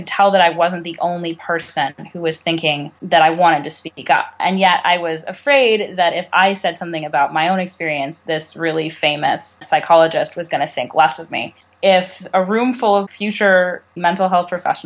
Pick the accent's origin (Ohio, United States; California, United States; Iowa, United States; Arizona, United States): California, United States; I'm from California.